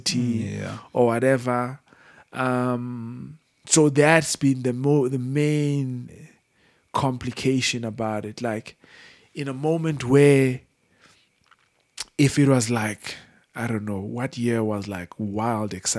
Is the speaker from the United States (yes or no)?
no; South Africa; I'm from South Africa and I've just grown up around just poverty